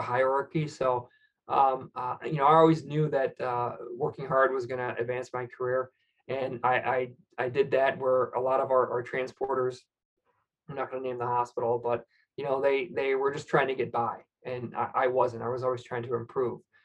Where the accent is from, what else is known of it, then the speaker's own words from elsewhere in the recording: Michigan, United States; I'm from Michigan, so I, I really kind of you know, we're in car country